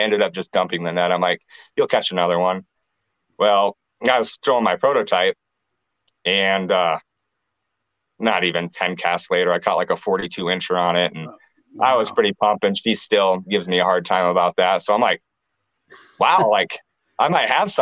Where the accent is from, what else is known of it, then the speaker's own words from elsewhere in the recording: Clear Lake, Iowa, United States; also born or lived in Cedar Rapids, Iowa; I moved back up to Clear Lake, and that's where there's a hometown